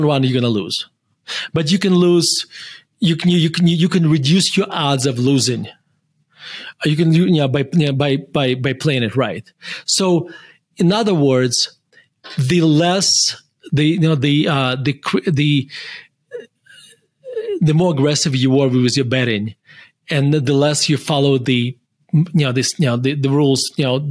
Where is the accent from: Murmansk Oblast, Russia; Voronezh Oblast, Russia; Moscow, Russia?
Murmansk Oblast, Russia; Murmansk; moved away as an adult; now in Denver, United States; I was born in Russia, and I used to say this, with pride that I'm from Russia